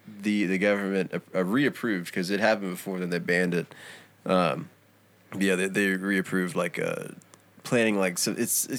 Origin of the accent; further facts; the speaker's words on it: North Carolina, United States; so I'm from North Carolina, but, like, where I'm from in North Carolina, the government planted a bunch of coyotes in there